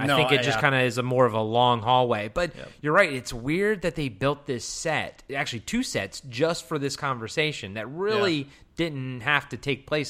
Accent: Baltimore, Maryland, United States; I'm from Baltimore.

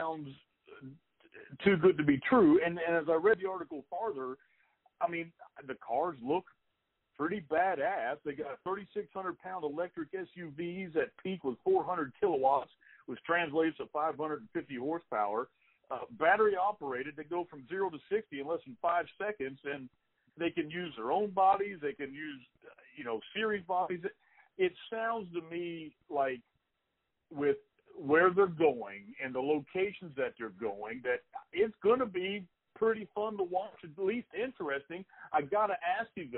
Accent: Pittsburgh, Pennsylvania, United States; I was born in Pittsburgh. I have family in Pittsburgh.

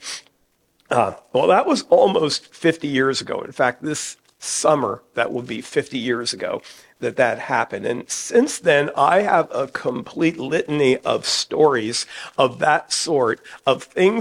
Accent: New Jersey, United States; moved away as an adult; now in Hagerstown, United States; Back in my home state of New Jersey, I grew up in a church involvement in my teenage years

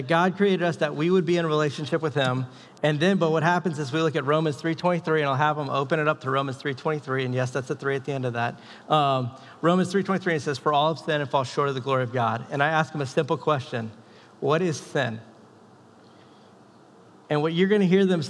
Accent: the South, United States; moved away; I'm from the South.

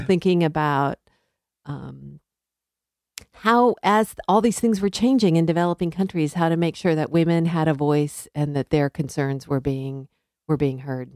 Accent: Southern California, United States; moved away as an adult; also born or lived in Missouri / Connecticut / Liberia / Arkansas; I grew up in Southern California

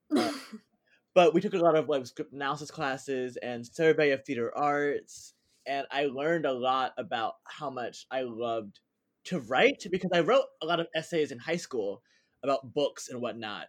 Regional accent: New Jersey, United States; moved away as an adult; also born or lived in Philadelphia, Pennsylvania / New York; I born and raised in New Jersey with a little bit of a southern twist in there.

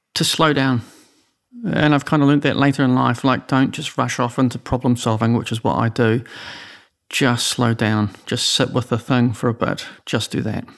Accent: Oamaru, Otago, New Zealand; I'm from Omaroo

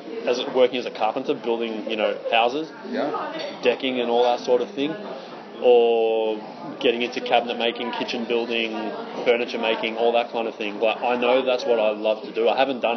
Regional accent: Melbourne, Victoria, Australia; moved away as an adult; now in Seville, Spain; I'm from Melbourne

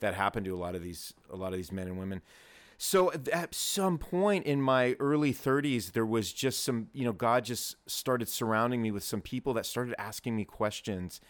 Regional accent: Southern California, United States; I was born and raised in Southern California

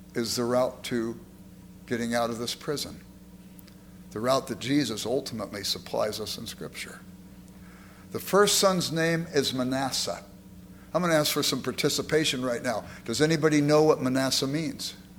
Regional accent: Los Angeles, California, United States; I grew up in South Central Los Angeles

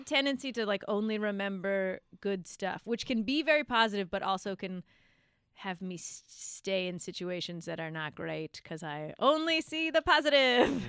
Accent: Victoria, British Columbia, Canada; moved away; also born or lived in Vancouver; I grew up in Victoria

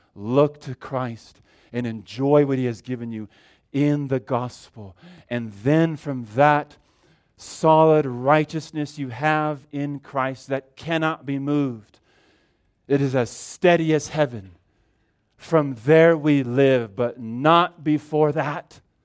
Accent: California, United States; moved away; I grew up in California

